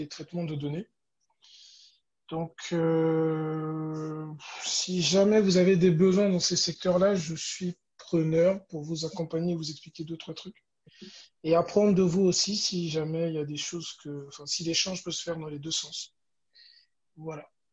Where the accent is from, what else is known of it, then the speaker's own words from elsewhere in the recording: Gabon; also born or lived in Congo; je suis gabonais d'origine congolaise